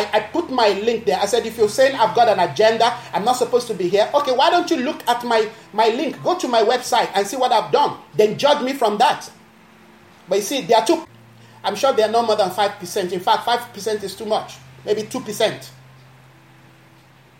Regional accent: Nigeria; now in South Africa; Where I'm coming from, I'm a Nigerian. My country

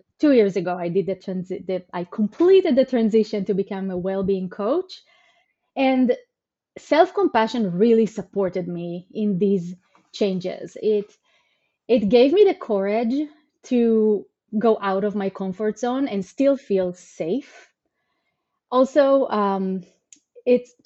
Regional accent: Israel; moved away as an adult; also born or lived in Greater Seattle area, United States; now in Seattle, United States; So I was born and raised in Israel. And 9 years ago, I moved to the US to Greater Seattle

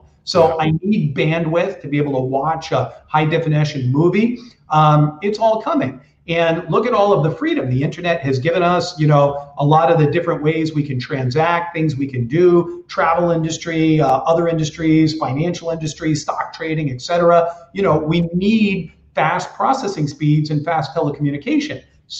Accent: New Hampshire, United States; I grew up in the Northeast of the United States in New Hampshire.

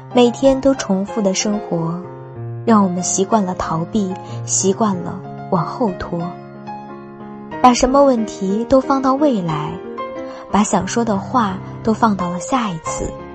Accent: Tangshan, Hebei, China; 我来自于河北唐山

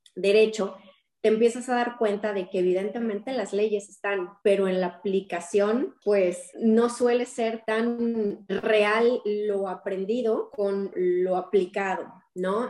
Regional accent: Querétaro, Mexico; moved away as an adult; Soy originaria del estado de Querétaro

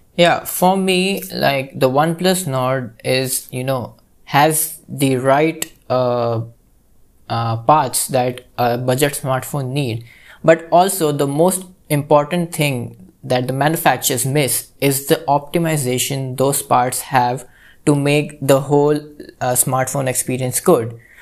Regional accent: India; I'm from India.

